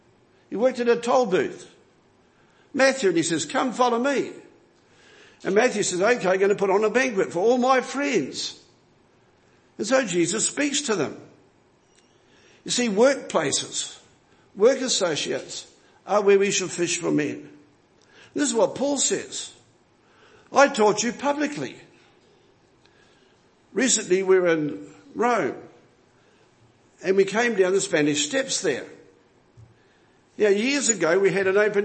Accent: New Zealand; moved away; I'm a foreigner here. I'm a Kiwi. I was born in another land

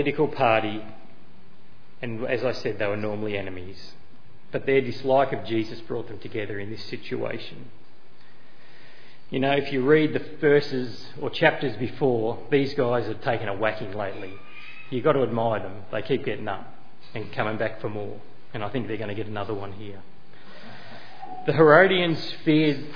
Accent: Australia; as a citizen of Australia, I can hold an Australian passport. I can call myself an Australian

